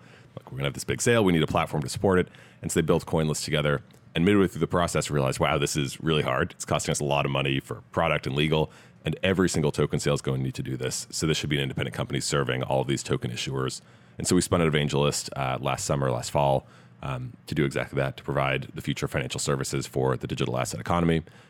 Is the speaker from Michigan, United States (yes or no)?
no; Massachusetts outside of Boston, United States; moved away as an adult; also born or lived in Stanford, California; I grew up in Massachusetts outside of Boston, came out here, or to the West Coast rather, to go to Stanford